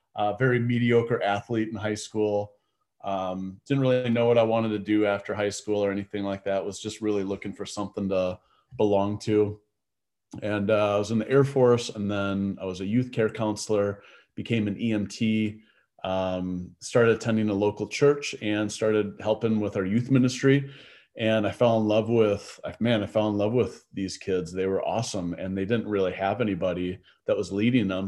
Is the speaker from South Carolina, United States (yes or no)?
no; Milwaukee, Wisconsin, United States; also born or lived in North Carolina; I grew up in the Milwaukee area